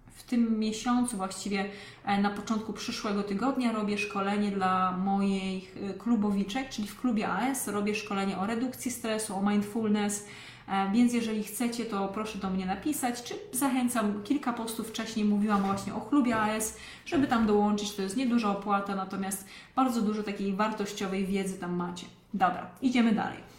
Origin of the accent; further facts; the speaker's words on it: Lesser Poland, Poland; pochodzę z małej miejscowości w Małopolsce